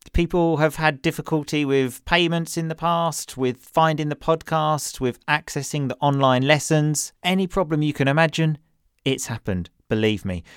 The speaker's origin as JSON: {"language": "English", "region": "England", "country": "United Kingdom", "moved": "as an adult", "lives_now": "Italy", "said": "my home country, which is obviously England, and Italy, where I live"}